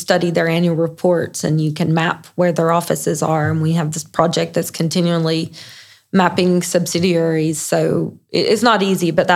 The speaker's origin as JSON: {"language": "English", "country": "United States", "said": "I, as an American"}